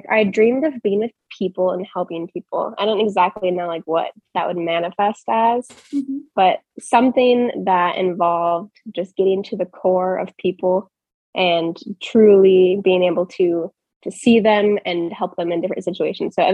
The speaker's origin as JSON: {"language": "English", "town": "Portland", "region": "Oregon", "country": "United States", "tie": "born or raised there", "also_born_or_lived": "Arizona", "moved": "as an adult", "said": "I'm kind of a nomad of sorts right now. Um, so I grew up in Portland. I did all my education in Arizona. And since then, I've been a travel nurse"}